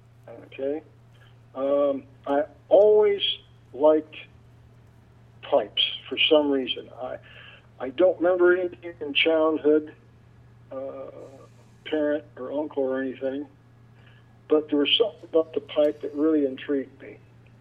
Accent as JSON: {"language": "English", "town": "Oregon City", "region": "Oregon", "country": "United States", "tie": "born there", "said": "I was born in a little town, Oregon City, Oregon."}